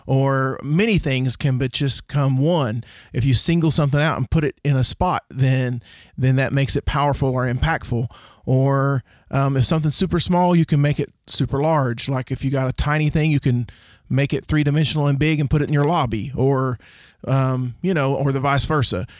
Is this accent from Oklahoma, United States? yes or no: yes; Oklahoma, United States; also born or lived in Rush Springs, Oklahoma / Duncan, Oklahoma / Bray, Oklahoma; we moved from Rush Springs, Oklahoma to Duncan, Oklahoma